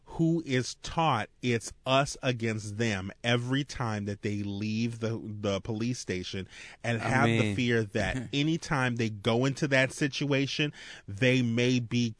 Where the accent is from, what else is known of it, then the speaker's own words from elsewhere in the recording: Marrero, Louisiana, United States; I grew up in Marrero.